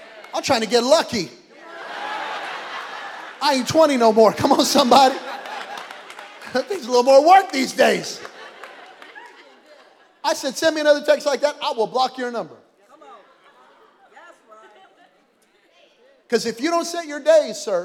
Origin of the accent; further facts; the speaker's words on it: Belen, New Mexico, United States; I'm from Belen, New Mexico.